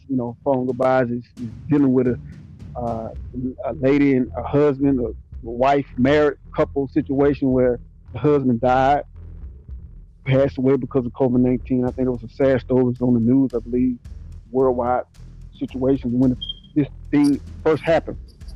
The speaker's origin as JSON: {"language": "English", "town": "Mobile", "region": "Alabama", "country": "United States", "said": "I'm from Mobile, Alabama. You know what I'm saying? From the rough streets of Alabama, the bottom"}